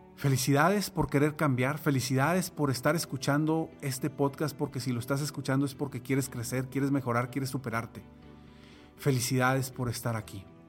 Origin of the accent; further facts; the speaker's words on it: Monterrey, Nuevo León, Mexico; en mi ciudad natal, aquí en Monterrey, México.